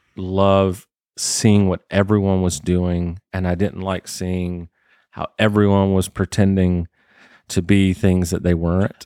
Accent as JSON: {"language": "English", "region": "South Georgia", "country": "United States", "tie": "born or raised there", "also_born_or_lived": "Michigan", "moved": "yes", "said": "I grew up in South Georgia"}